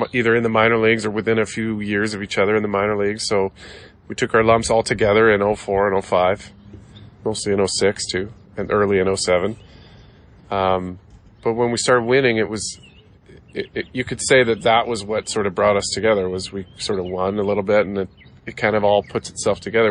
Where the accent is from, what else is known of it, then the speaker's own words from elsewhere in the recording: Canada; in my home country where, you know, baseball's popular, but it's not number one